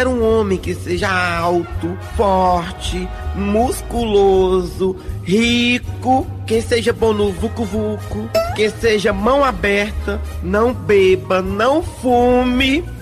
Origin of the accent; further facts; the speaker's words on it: Paramoti, Ceará, Brazil; Sou lá de Paramoti aí no Ceará.